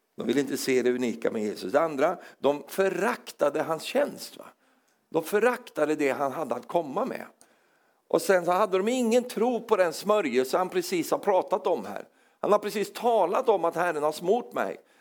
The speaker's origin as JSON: {"language": "Swedish", "country": "Sweden", "accent": "Swedish", "said": "Även om jag är som norsk på insidan så, så, så, låter jag svensk"}